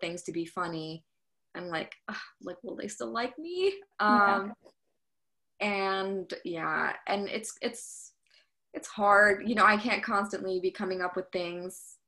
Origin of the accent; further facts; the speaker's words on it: suburbs of New York City, United States; I'm from the suburbs of New York City, so it's not that white, but I mean, I was in like, you know, the AP classes and stuff, and most of my peers were white